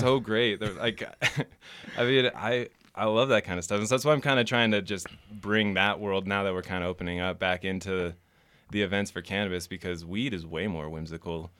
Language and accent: English; Reno, Nevada, United States; also born or lived in Los Angeles / San Jose / Las Vegas; I'm from here. Grew up Spanish Springs. Uh, spent most of my life in Reno